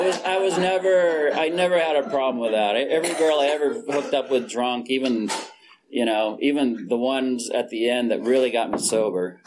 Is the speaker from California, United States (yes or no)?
yes; Fresno, California, United States; I was born in Fresno, California.